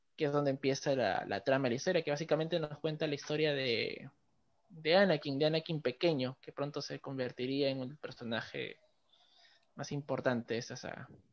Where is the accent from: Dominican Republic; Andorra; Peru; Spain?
Peru; nosotros hablamos acá desde Perú